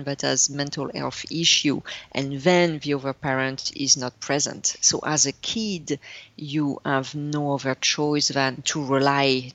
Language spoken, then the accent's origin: English; north of France, France; English is a second language; moved away; I was raised and born in France